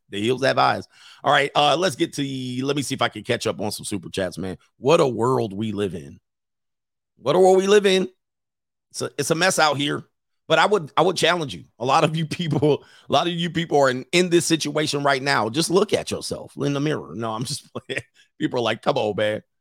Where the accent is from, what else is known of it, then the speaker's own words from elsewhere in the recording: California, United States; I'm from California.